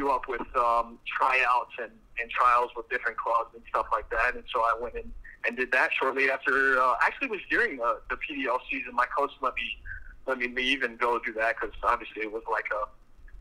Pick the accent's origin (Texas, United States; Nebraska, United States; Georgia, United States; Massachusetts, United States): Texas, United States; Austin; born or raised there